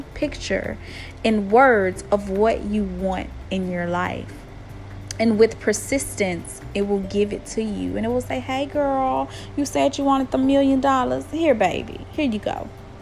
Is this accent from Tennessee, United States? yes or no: yes; Tennessee, United States; accent: country twang; I know I am from the U.S. and I am from Tennessee. I have a very country twang in my talk